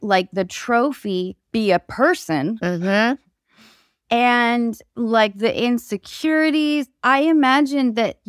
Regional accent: Canada; Am I saying that correctly? {S3} You are, yes. {S1} As a Canadian, all right.

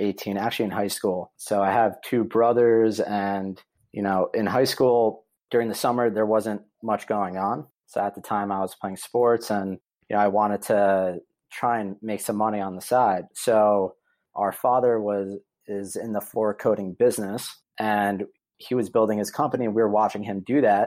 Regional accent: New Jersey, United States; I'm originally from New Jersey

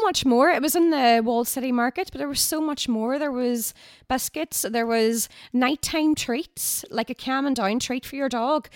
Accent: Derry, Northern Ireland, United Kingdom; born or raised there

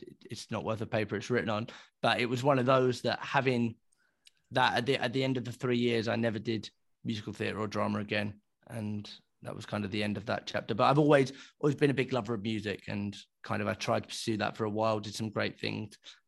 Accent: Lytham St Annes, North West England, United Kingdom; also born or lived in London; I grew up in London, the east end of London. Borderline with Essex, and when I was 7 years old, I moved to sunny St Annes, which is about 10 minutes down the road from Blackpool.

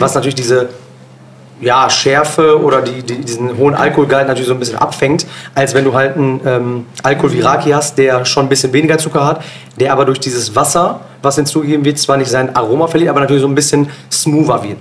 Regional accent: Bielefeld, North Rhine-Westphalia, Germany; also born or lived in Osnabrück; ich bin in Bielefeld geboren und aufgewachsen

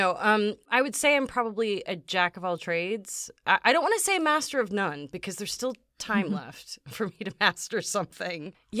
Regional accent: Chicago, Illinois, United States; I'm originally from the Chicago area.

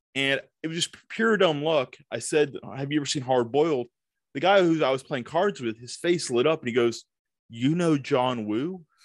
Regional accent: Tupelo, Mississippi, United States; now in Nashville, United States; I grew up in this small town

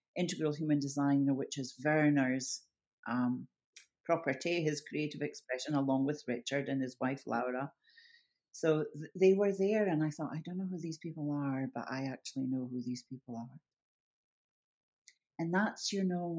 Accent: Scotland, United Kingdom; I'm a Scot

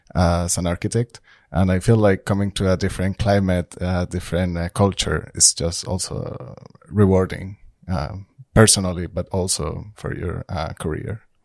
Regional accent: Colombia; now in Trondheim, Norway; I'm from Colombia

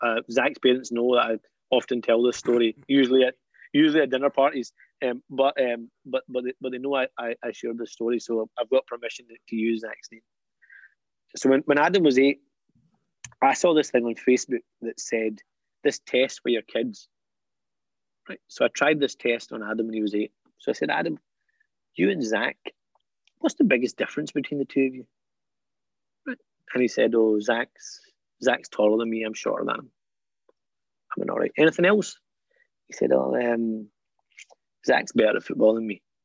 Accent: Scotland, United Kingdom; For my generation, I'm British and Scottish. This is my home

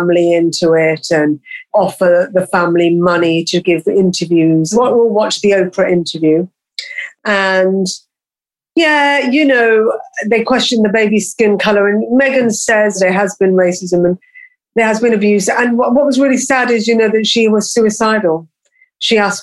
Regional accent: Birmingham, West Midlands, United Kingdom; born or raised there

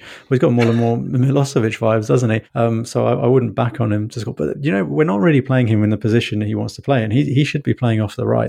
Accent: London, United Kingdom; I grew up in London

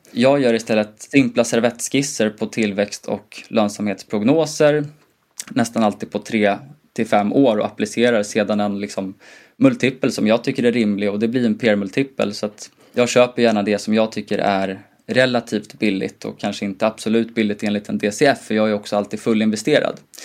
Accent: Gotland, Sweden; jag kommer från Gotland

